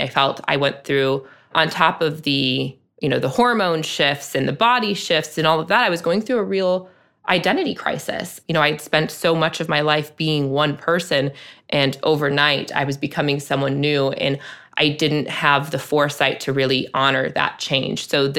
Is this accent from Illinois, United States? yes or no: yes; Chicago, Illinois, United States; not everybody was born and raised in the South Side of Chicago and has that word as part of their vernacular.